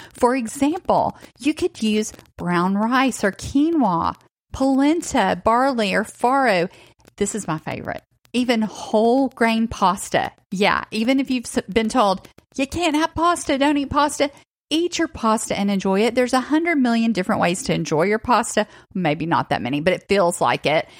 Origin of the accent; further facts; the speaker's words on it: Northwest Georgia, Tennessee, United States; I also grew up in the South, but I grew up in Tennessee, Northwest Georgia as well